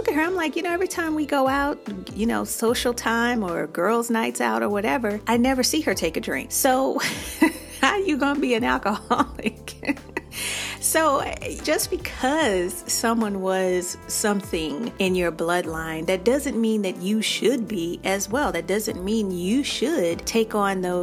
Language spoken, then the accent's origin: English; Chicago, Illinois, United States; I'm from Chicago.